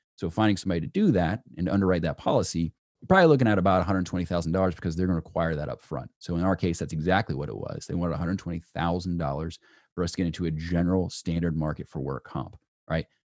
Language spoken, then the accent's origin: English; Peachtree City, Georgia, United States; where I grew up in Peachtree City